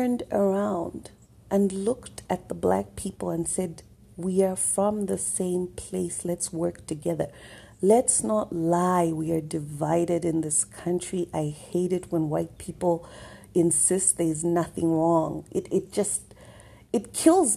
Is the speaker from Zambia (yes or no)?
yes; Zambia; now in South Africa; I am in South Africa right now. I was born in Zambia.